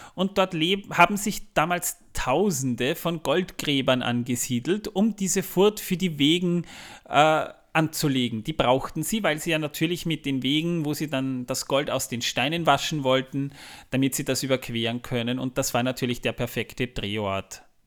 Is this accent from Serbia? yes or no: no; Austria; bei uns in Österreich